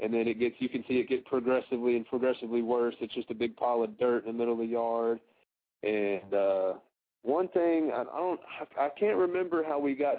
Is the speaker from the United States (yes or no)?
yes; Texas, United States; I am born and raised in Texas